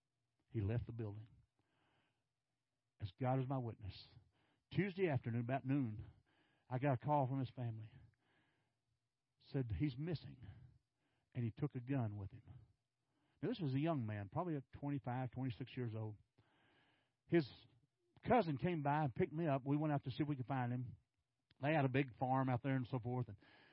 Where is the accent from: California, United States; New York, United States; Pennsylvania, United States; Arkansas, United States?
Arkansas, United States; now in Texas, United States; you know, I came from Arkansas. Not on purpose.